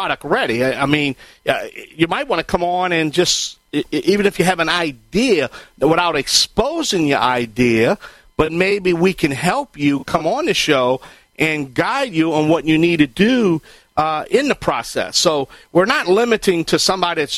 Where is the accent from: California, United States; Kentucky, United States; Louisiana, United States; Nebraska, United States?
Louisiana, United States; Cajun; I am the Cajun contractor